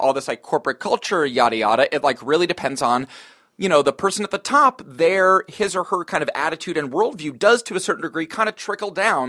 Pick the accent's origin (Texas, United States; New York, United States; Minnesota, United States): New York, United States; We're New Yorker. … and I are sentimental New York. It's just like we are sort of like sardonic, thick-skinned men, yes, but we're also at our core kind of like New York sentimentalists.